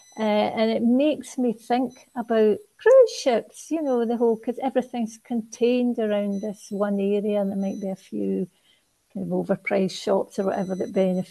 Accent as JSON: {"language": "English", "area": "Garnock Valley", "region": "Scotland", "country": "United Kingdom", "said": "I'm from the Garnet Valley"}